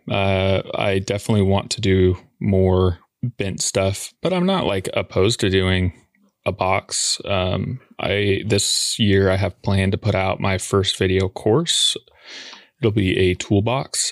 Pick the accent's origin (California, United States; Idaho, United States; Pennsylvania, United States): Idaho, United States; Boise; moved away as an adult; now in Portland, Oregon, United States; I'm from Boise